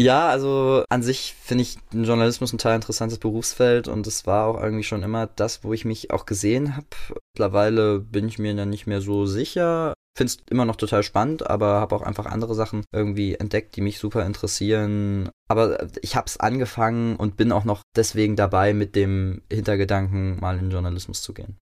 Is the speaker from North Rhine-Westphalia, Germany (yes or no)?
no; Leipzig, Saxony, Germany; moved away as an adult; now in Mainz, Germany; In Leipzig-Möckern bin ich zur Schule gegangen, bin in Gohlis aufgewachsen